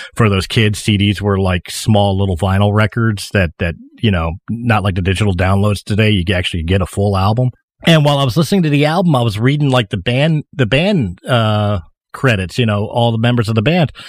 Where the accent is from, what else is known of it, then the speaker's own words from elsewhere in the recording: Philadelphia, Pennsylvania, United States; I was born in 1977 at the Philadelphia Naval Hospital. Yes, ladies and gentlemen, it wasn't a gimmick. I'm actually from Philadelphia.